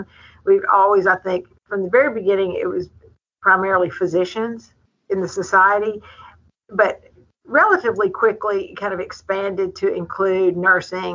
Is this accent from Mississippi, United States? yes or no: yes; Mississippi, United States; also born or lived in Nashville, Tennessee; I'm in Mississippi. I'm from Mississippi originally, but spent the first part of my career in Nashville at Vanderbilt and moved here